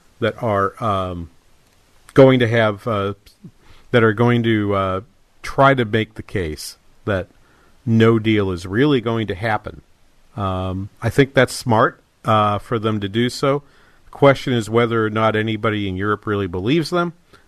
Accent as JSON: {"language": "English", "region": "New England", "country": "United States", "tie": "born or raised there", "moved": "yes", "lives_now": "Minnesota, United States", "said": "I grew up in New England. We don't get hail like"}